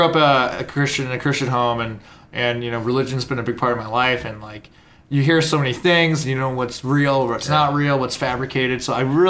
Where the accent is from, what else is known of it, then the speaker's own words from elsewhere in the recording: Chicago, Illinois, United States; Born and raised in Chicago